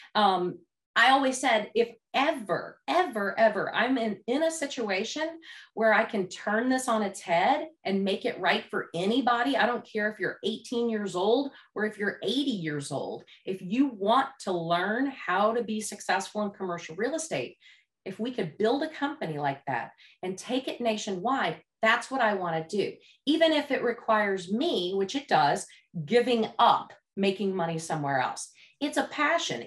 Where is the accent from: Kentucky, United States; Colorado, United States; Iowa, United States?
Kentucky, United States; Louisville; I grew up in Louisville, Kentucky